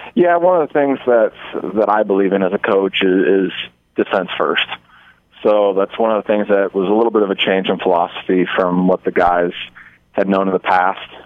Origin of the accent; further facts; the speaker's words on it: Omaha, Nebraska, United States; also born or lived in Hastings, Nebraska; I'm from Omaha, Nebraska